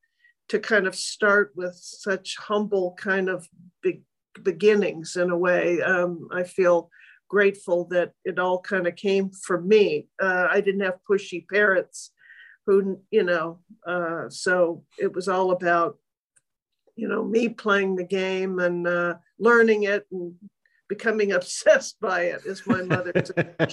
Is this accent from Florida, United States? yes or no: no; Los Angeles, California, United States; also born or lived in Kansas City; I was born in Kansas City, one of three children, the baby. And my father was in dental school back there. And I'm very thankful that when I was 6 months old, he decided to move, like a lot of East Coasters do, out with his young family out to California, and bought a house eventually in Brentwood.